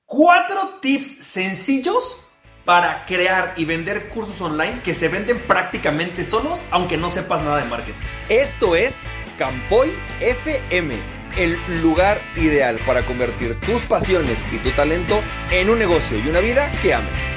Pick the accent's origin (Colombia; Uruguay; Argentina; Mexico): Mexico; yo como mexicano